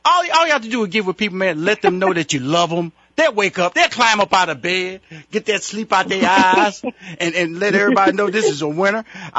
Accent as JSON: {"language": "English", "town": "Houston", "region": "Texas", "country": "United States", "said": "I'm from Houston, Texas, so I'm all from that little area."}